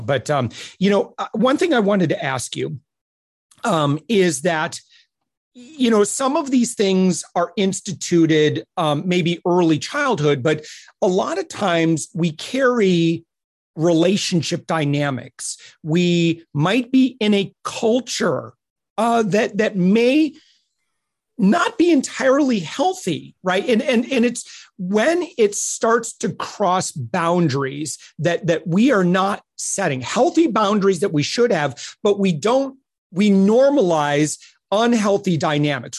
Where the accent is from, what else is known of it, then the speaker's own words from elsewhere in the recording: Midwest, United States; I'm from the Midwest and, you know, very, you know, working poor kind of culture.